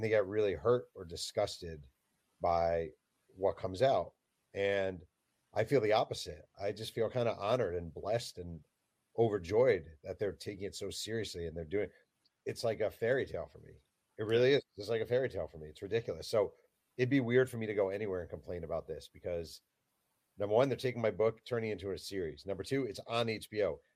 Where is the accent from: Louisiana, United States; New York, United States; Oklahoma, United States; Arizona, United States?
New York, United States; growing up in New York